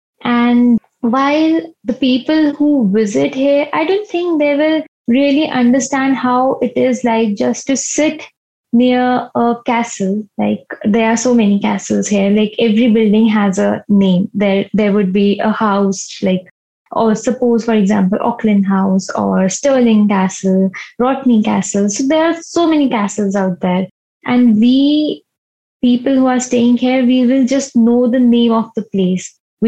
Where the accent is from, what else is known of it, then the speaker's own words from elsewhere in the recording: Shimla, Himachal Pradesh, India; I hail from Shimla. So I've been born and brought up in Shimla and I've been staying here since the last 27 years of my life.